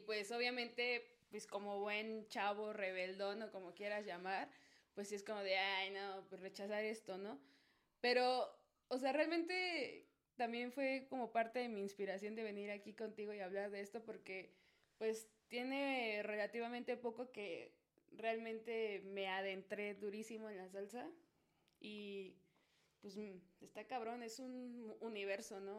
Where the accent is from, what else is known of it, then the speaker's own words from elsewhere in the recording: Mexico City, Mexico; Nací aquí, nací en Azcapo, de hecho. Estoy en mis tierras chintololas.